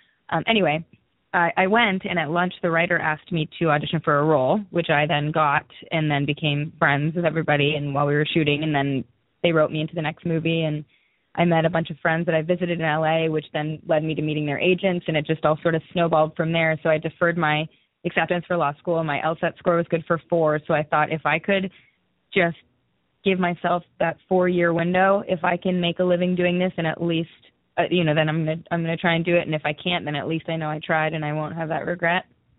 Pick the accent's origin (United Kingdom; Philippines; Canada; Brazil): Canada; Newmarket, Ontario; I'm from a small town, like an hour north of Toronto. It's called Newmarket.